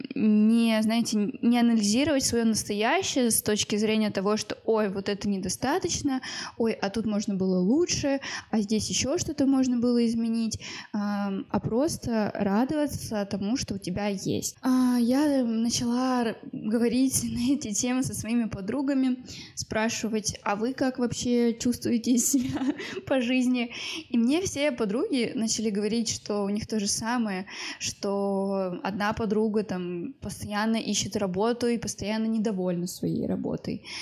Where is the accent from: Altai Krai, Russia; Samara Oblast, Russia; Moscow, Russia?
Moscow, Russia; мне 23 года, я из Москвы